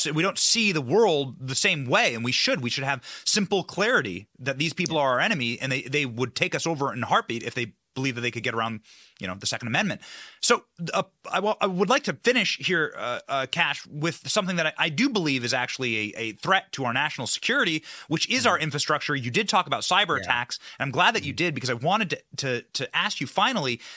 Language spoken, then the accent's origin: English; Solon, Iowa, United States; this exact community, Solon, Iowa, right, was where I was raised